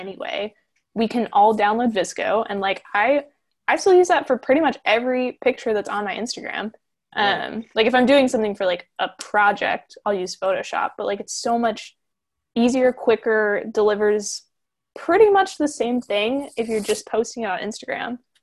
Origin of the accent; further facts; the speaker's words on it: Lake Placid, Florida, United States; I'm from Lake Placid, Florida, um, which is like if you threw a dart at like the nothingness that is Central Florida